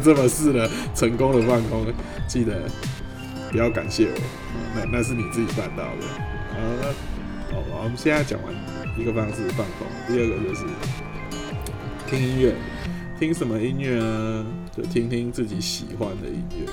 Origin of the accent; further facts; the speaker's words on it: Taiwan; 身为一个台湾人